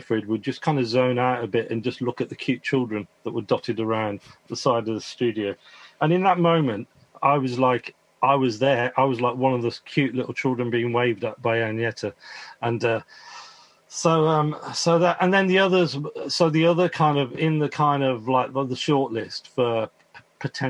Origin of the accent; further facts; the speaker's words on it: Birmingham, West Midlands, United Kingdom; where I grew up in Moseley